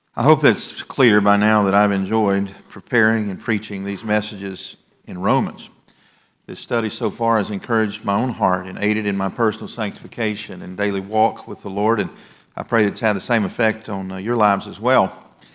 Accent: the South, United States; When I was growing up in the South

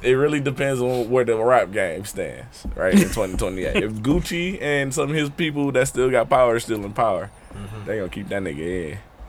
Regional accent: Milwaukee, Wisconsin, United States; I grew up on Sherman and Burlock.

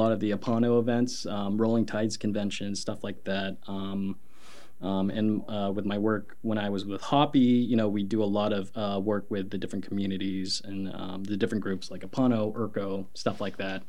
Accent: Oklahoma, United States; now in Portland, United States; Growing up, there weren't a whole lot of people of color where I'm from. I'm from Oklahoma

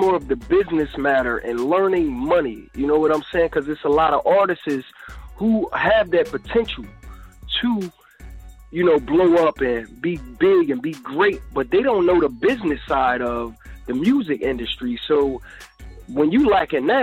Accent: Philadelphia, Pennsylvania, United States; I'm from Philadelphia. Pennsylvania

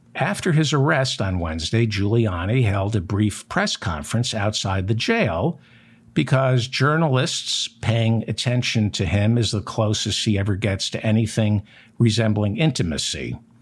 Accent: United States; As an American

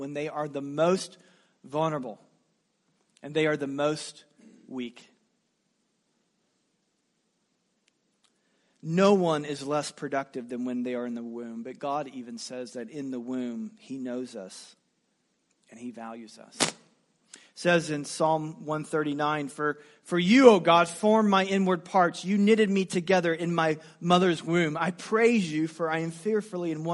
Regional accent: United States; as an American.

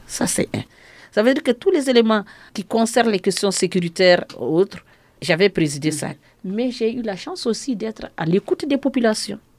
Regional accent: Hombori, Mopti, Mali; also born or lived in Gao; je suis de Homboriné à Gao

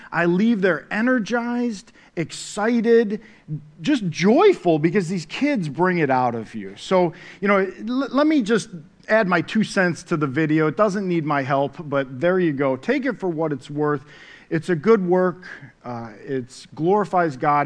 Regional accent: Syracuse, New York, United States; I grew up in the, uh, city of Syracuse, New York. I'm from the Cuse

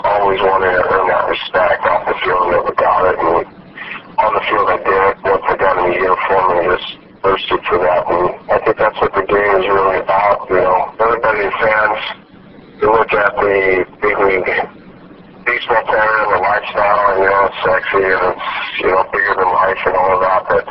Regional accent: Southern California, United States; I grew up in Southern Cal

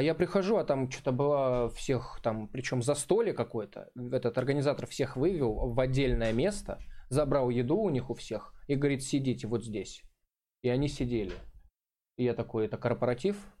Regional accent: Krasnodar, Krasnodar Krai, Russia; «Клуб миллионеров» был у нас там какой-то в Краснодаре

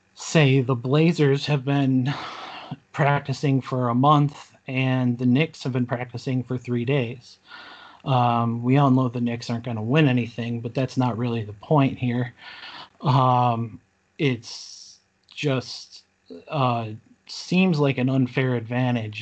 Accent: Buffalo, New York, United States; Born and bred in Buffalo, uh, just like Noah. Um, never really lived outside of Buffalo

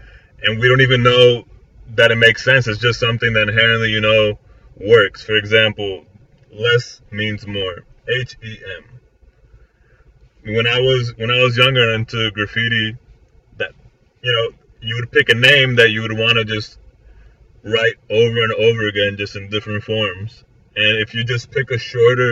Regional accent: Florida, United States; I was born and raised here in Florida

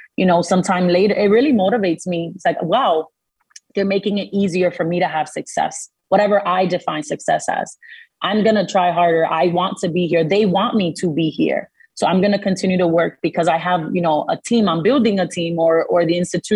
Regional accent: Dominican Republic; first language Spanish; English is a second language; moved away; I'm from the Dominican Republic. I wasn't born in this country. So that is my immigrant story. I journeyed here with my mother

